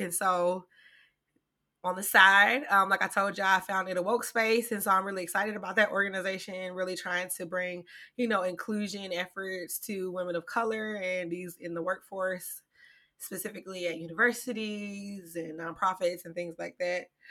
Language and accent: English; Greenwood, South Carolina, United States; also born or lived in Philadelphia, Pennsylvania; we moved from there when I was about two years old to Greenwood, South Carolina. So I usually claim Greenwood